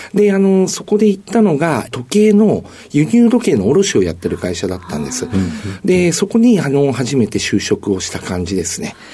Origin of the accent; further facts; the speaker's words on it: Tokyo, Japan; 東京台東区の蔵前になります